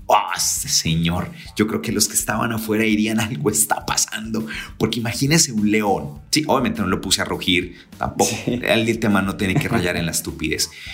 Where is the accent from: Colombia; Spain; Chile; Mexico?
Colombia; San Gil, Santander; moved away; estaba en mi tierra querida San Gil